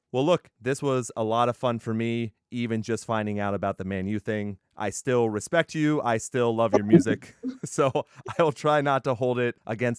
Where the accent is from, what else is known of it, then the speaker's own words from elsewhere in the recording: Texas, United States; I'm an Air Force brat, so I've lived all around. I'm from Texas. Yo, that's why I wear hoodies in the summer.